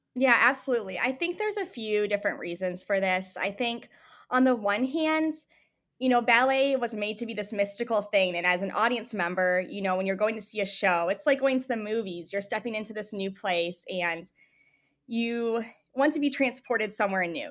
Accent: Michigan, United States; moved away as an adult; also born or lived in Tucson, Arizona / Missouri; I grew up in Michigan

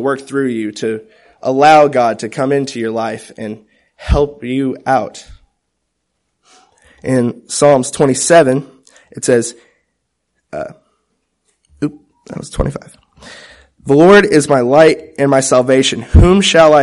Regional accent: Topeka, Kansas, United States; I was born in Topeka, Kansas

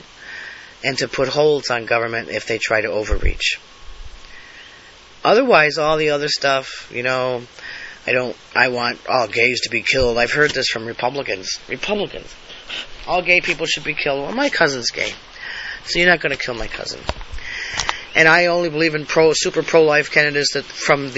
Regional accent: United States; I'm an American. I was born American. I live as an American

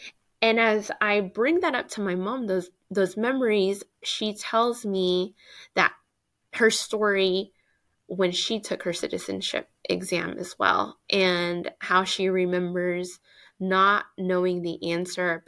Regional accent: Tulsa, Oklahoma, United States; And I was born in Tulsa.

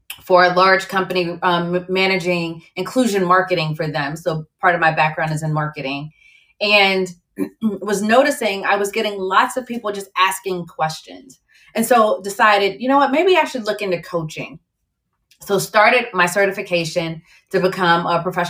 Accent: Virginia, United States; also born or lived in Barbados; I was born in Barbados. My family's from the Caribbean and grew up in Virginia

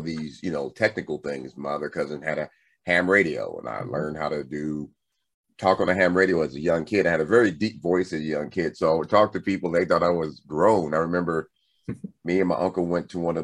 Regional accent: Compton, California, United States; growing up in Compton

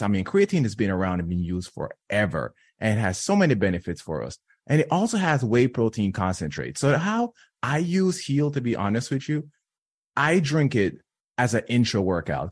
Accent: Jamaica; I'm from, born and raised in Jamaica

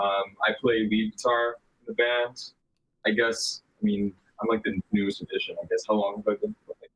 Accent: Buena Park, California, United States; now in Texas, United States; Oh, Southern California. Just a small city called Buena Park. Near like Disneyland and all that.

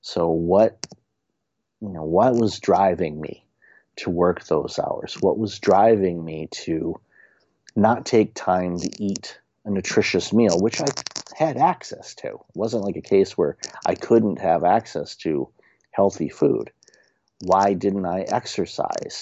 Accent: Detroit, Michigan, United States; moved away; also born or lived in Windsor, Canada; growing up in Detroit, there's a resiliency that most Detroiters have

